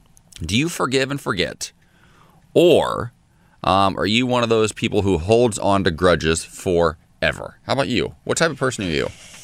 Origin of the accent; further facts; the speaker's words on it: a small town in Ohio, United States; moved away; I grew up in a small town in Ohio.